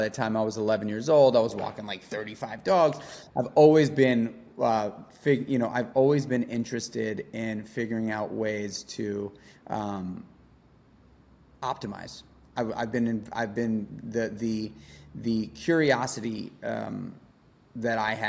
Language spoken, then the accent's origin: English; New York City, New York, United States; also born or lived in Brooklyn; I grew up in New York City in Manhattan